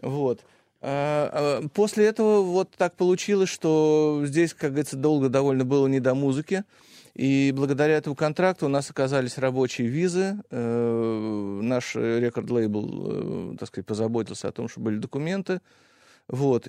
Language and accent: Russian; Russia; moved away as an adult; also born or lived in Los Angeles; я был из России